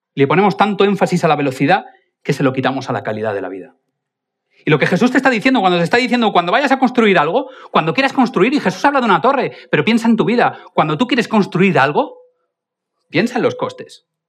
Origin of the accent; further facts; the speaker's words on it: Spain; Evidentemente yo no soy alemán, yo soy más español